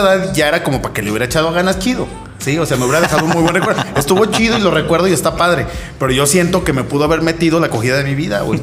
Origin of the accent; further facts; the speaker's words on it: Aguascalientes, Mexico; moved away as an adult; also born or lived in Mexico City; yo soy de aquí de Aguascalientes, toda la onda, toda mi vida aquí